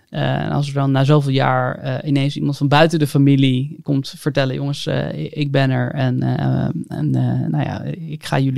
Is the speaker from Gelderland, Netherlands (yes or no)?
no; Haarlem, North Holland, Netherlands; moved away as an adult; also born or lived in Hengelo; ik kom uit Haarlem, ik ben 27